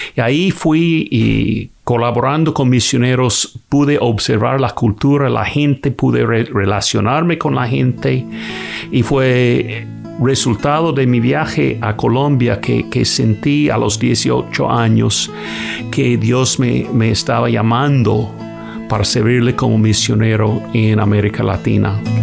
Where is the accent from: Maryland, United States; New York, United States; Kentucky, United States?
Kentucky, United States; soy de Kentucky en los Estados Unidos.